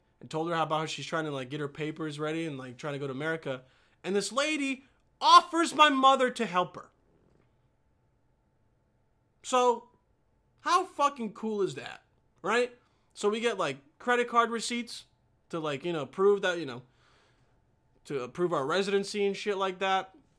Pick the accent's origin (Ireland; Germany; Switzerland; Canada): Germany; Remscheid, North Rhine-Westphalia; born there; also born or lived in Bosnia and Herzegovina; Okay, so I was born in Remscheid, chilled there for a little bit with the fam, and then we went back to Bosnia for like a year or two, and I was like 4.